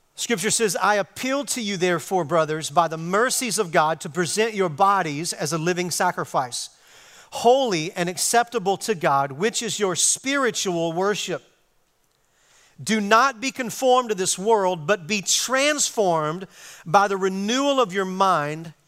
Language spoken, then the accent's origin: English; Arkansas, United States; moved away as an adult; now in Texas, United States; I'm from Arkansas. I've been, I've been living on the mission field for the last thirty years here in Texas